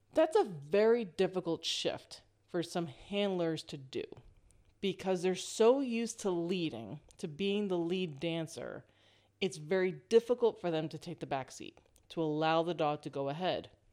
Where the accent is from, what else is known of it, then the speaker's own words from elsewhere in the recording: East Coast of the United States, United States; moved away as an adult; now in West Coast, United States; I'm originally from the East Coast of the United States.